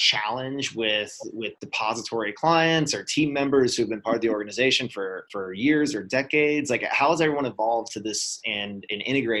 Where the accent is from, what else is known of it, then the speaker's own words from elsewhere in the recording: Southeast, United States; Growing up in the Southeast, both brands, SunTrust and BB&T, are pretty iconic for me.